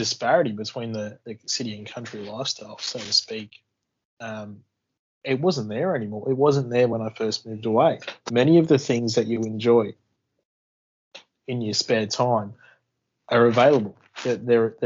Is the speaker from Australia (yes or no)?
yes; Coffs Harbour, New South Wales, Australia; moved away; growing up in Coffs Harbour, there wasn't a lot happening in the country.